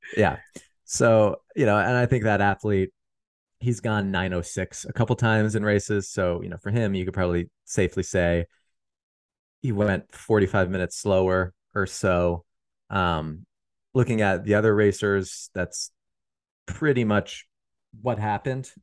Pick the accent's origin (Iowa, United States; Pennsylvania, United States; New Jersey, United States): Pennsylvania, United States; I'm from Pennsylvania